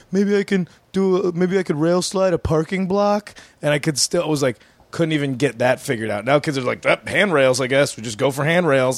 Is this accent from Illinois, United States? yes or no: yes; outside of Chicago, Illinois, United States; I grew up outside of Chicago